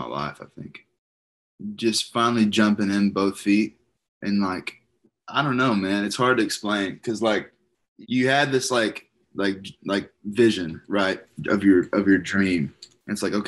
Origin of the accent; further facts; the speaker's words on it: Arkansas, United States; being from Arkansas